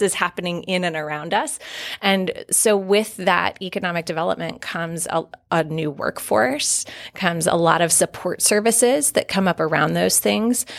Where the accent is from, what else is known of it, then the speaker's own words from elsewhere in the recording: South Carolina, United States; moved away; my mom still does lead a private foundation in my hometown in South Carolina